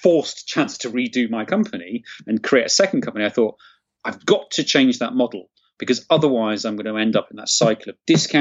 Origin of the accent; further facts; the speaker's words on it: Nottingham, East Midlands, United Kingdom; I grew up in Nottingham, or near Nottingham.